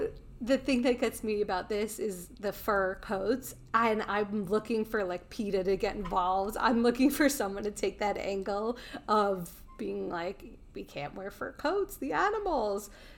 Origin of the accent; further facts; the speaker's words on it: Long Island, New York, United States; I grew up in Long Island, so for me, it's a lot of... It was a Long Island... it's Italian culture.